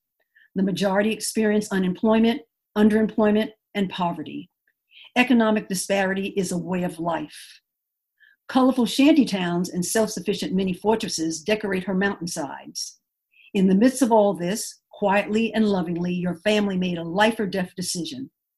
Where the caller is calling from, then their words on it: Ruskin, Florida, United States; I am joining you from Ruskin, Florida.